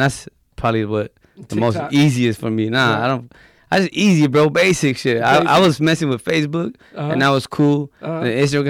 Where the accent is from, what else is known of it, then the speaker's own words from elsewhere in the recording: Los Angeles, California, United States; moved away; also born or lived in Maui, Hawaii; I said I'm from Watts here in LA and grew up in the projects.